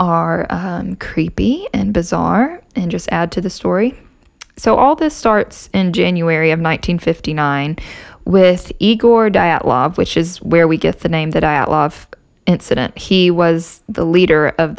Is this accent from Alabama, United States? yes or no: yes; Alabama, United States; I'm from Alabama